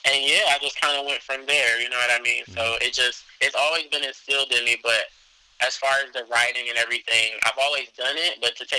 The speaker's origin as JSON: {"language": "English", "town": "Cleveland", "region": "Ohio", "country": "United States", "said": "I'm from Cleveland, Ohio"}